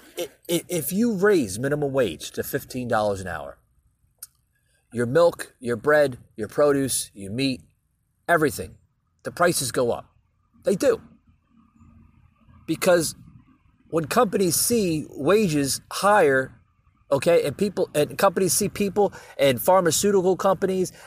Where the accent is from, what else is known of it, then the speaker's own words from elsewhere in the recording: United States; as an American